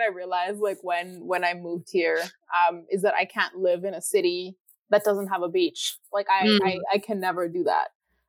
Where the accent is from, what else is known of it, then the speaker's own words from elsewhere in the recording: La Ceiba, Atlántida, Honduras; moved away as an adult; now in Vancouver, Canada; I use she, her pronouns. I am from Honduras. I grew up in La Ceiba, so I'm costeña to heart. And my whole family is still living in Honduras right now. And I moved to Vancouver in Canada about 6 years ago